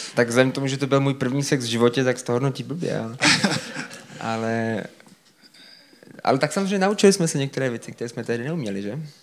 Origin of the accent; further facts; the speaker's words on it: Brno, South Moravian Region, Czechia; my jsme z Brna